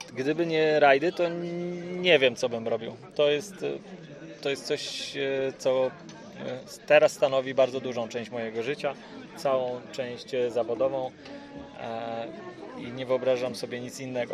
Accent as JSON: {"language": "Polish", "town": "Ustroń", "region": "Silesian Voivodeship", "country": "Poland", "tie": "born or raised there", "said": "niedaleko mojego rodzinnego miasta Ustroń"}